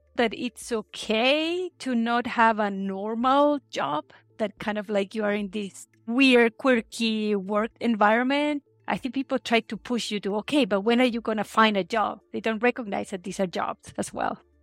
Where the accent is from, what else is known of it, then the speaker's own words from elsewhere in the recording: Chile; moved away as an adult; also born or lived in Santiago, Chile / Constitución, Chile / Seattle, United States; I grew up in Chile